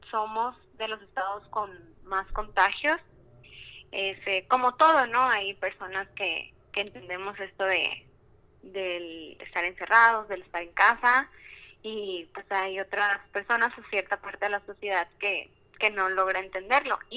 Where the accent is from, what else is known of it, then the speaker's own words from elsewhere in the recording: Culiacán, Sinaloa, Mexico; como dijo Ricardo, soy de Culiacán